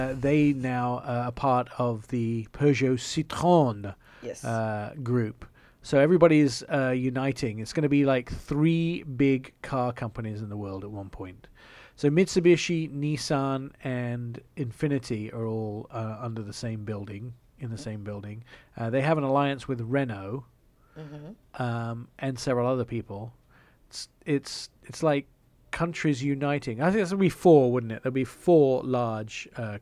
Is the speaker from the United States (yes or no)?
no; England, United Kingdom; accent: English; moved away; my English accent